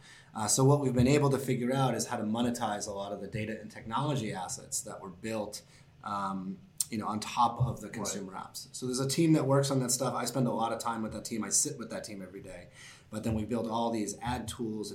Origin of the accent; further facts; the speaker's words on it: Boston, Massachusetts, United States; moved away as an adult; also born or lived in Syracuse, New York; now in New York City, United States; I'm from Boston